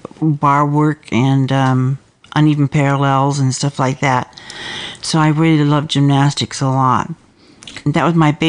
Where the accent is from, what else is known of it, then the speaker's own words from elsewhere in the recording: Los Angeles, California, United States; I was born and raised in San Fernando Valley all my life. I didn't get very far. I'm still there.